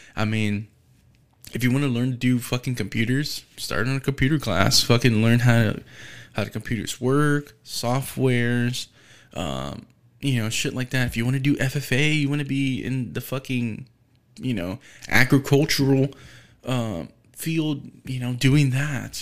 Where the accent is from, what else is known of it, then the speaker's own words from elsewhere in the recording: United States; being an American, being u, u, in the United States.